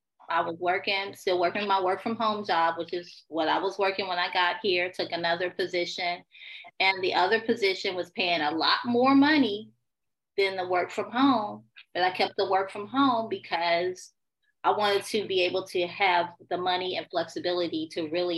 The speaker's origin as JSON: {"language": "English", "town": "Chicago", "region": "Illinois", "country": "United States", "tie": "born or raised there", "lives_now": "Houston, United States", "said": "So I'm a Chicago girl, born and raised in Chicago. My father was military, so we moved around a lot until my parents divorced. Right now I'm in Houston."}